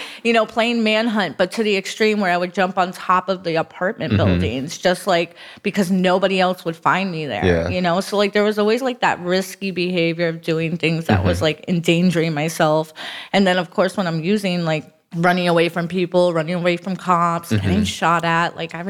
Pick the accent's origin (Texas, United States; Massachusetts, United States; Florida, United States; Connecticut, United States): Florida, United States; Broward; also born or lived in Miami; I am from Miami, but I grew up in Broward.